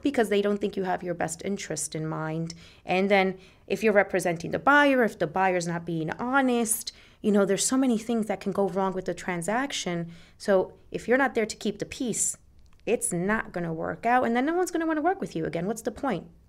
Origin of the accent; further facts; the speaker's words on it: Puerto Rico; now in Jersey City, United States; I lived there till I was eight, and I grew up in Puerto Rico.